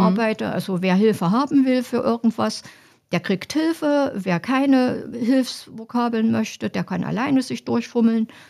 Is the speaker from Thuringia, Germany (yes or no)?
yes; Apolda, Thuringia, Germany; also born or lived in Halle / Eisenach; Ich komme hier aus Apolda, bin hier geboren, bin hier zur Schule gegangen